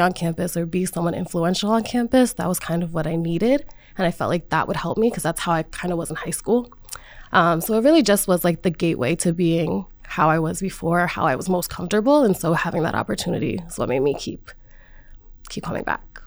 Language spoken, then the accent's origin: English; Rhode Island, United States; I'm from Rhode Island and I've come to Providence so many times